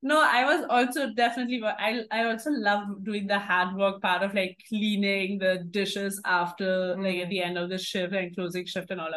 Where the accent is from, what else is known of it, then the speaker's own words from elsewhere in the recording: Germany; an international event in Germany, in my hometown